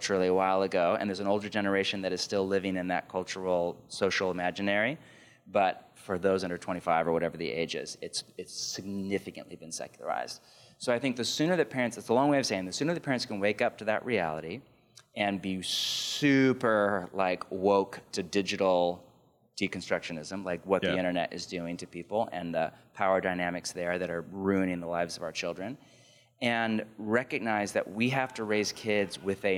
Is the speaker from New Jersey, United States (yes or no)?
no; California, United States; I was growing up in California in the 80s and 90s